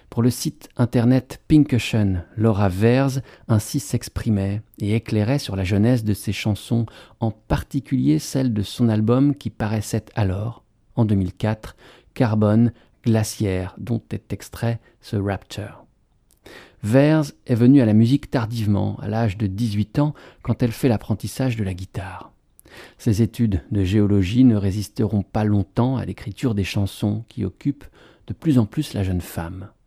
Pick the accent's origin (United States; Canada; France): United States; Colorado; J'ai grandi dans le Colorado, au milieu des montagnes.